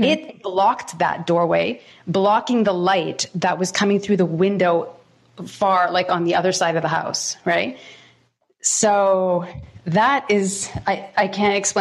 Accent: Toronto, Ontario, Canada; I was born in Thornhill and in Toronto, Ontario

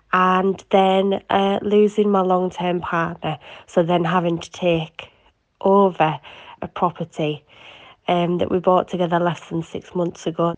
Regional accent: Cumbria, North West England, United Kingdom; I am from Cumbria, so very far north.

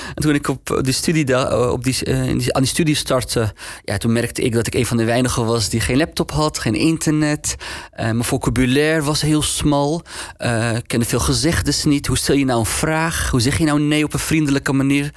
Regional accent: Amsterdam, North Holland, Netherlands; Hoe kom ik nou uit Nieuw-West, uit Geuzenveld, naar die hogeschool

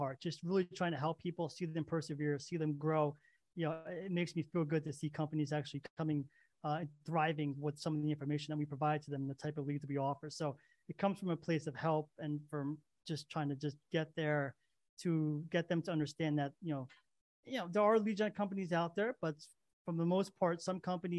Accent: East Hanover, New Jersey, United States; also born or lived in Belleville; Oh, yeah. Born and raised in New Jersey. Yep. In Morris County, East Hanover. Born in Belleville.

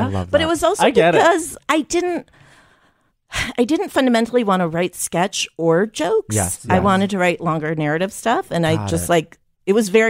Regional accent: Chicago, Illinois, United States; I grew up in Chicago.

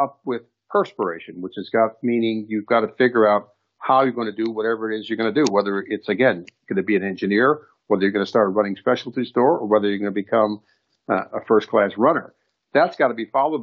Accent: Chicago, Illinois, United States; I grew up in Chicago

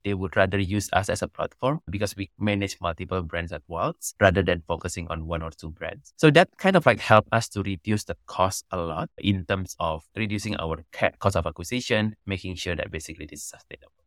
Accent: Banyuwangi, East Java, Indonesia; also born or lived in Canada; I was born and raised in Indonesia

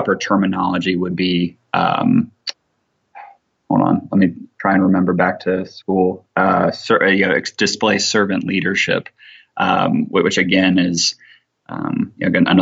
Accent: Ohio, United States; now in Alabama, United States; I'm from Ohio

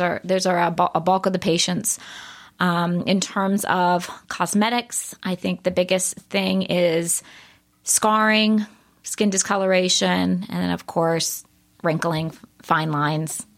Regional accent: Baltimore, Maryland, United States; I grew up in Baltimore.

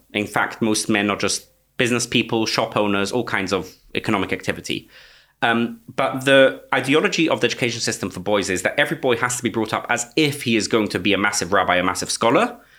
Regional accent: London, United Kingdom; Stamford Hill, in London, in Britain, groups calling themselves after Eastern European villages. Okay, so I grew up in the Satmar sect.

